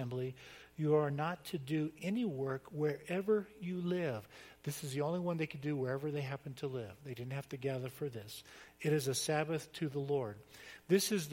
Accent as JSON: {"language": "English", "region": "Florida", "country": "United States", "tie": "born or raised there", "said": "I grew up in Florida on the beach"}